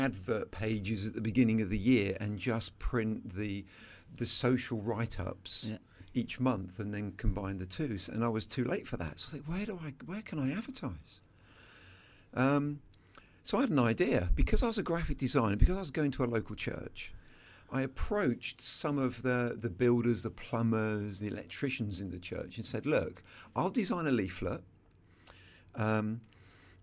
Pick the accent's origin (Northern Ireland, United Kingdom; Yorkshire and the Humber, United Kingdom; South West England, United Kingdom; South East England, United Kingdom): South East England, United Kingdom; Selsey; a tornado went through my hometown